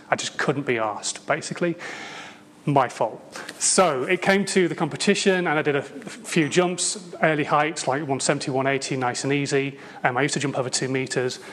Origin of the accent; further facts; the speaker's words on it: Hull, Yorkshire and the Humber, United Kingdom; moved away; I come from Hull